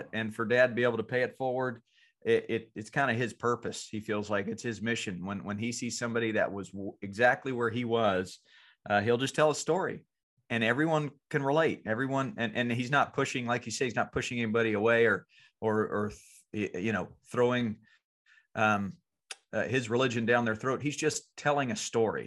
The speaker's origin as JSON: {"language": "English", "town": "Franklinville", "region": "North Carolina", "country": "United States", "tie": "born or raised there", "moved": "yes", "said": "I'm going back to my hometown of Franklinville, North Carolina"}